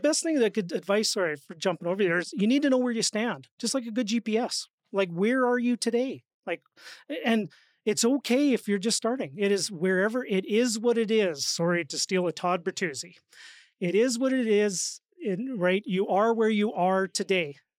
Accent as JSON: {"language": "English", "region": "Saskatchewan", "country": "Canada", "said": "I'm from Saskatchewan"}